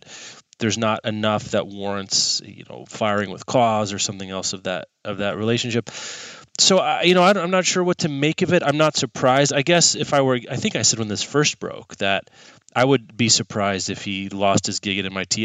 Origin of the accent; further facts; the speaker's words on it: Kansas, United States; as a kid growing up in Kansas, also known as the sweltering